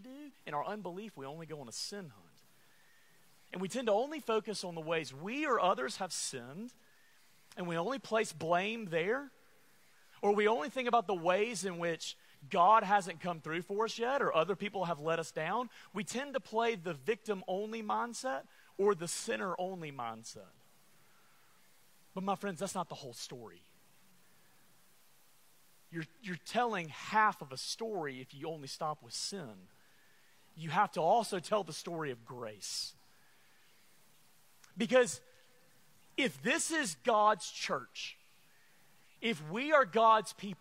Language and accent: English; Alabama, United States; I'm from Alabama